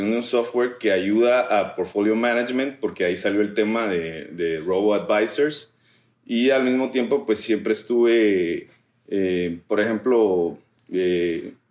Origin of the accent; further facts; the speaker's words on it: Guatemala; guatemalteco. Soy, de Guatemala.